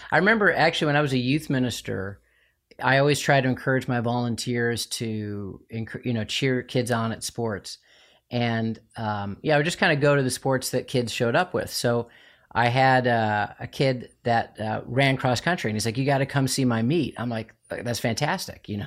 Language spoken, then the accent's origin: English; Chicago, Illinois, United States; I'm from Chicago